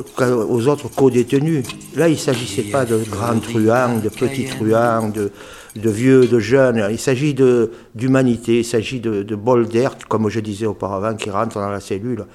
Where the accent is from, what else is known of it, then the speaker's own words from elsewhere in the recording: Marseille, Provence-Alpes-Côte d'Azur, France; on est Marseillais, donc on peut, on peut parler en, argot